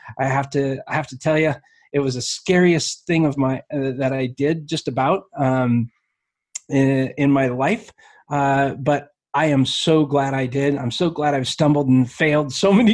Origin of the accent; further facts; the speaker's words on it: Alaska, United States; now in Springfield, Missouri, United States; I grew up in Alaska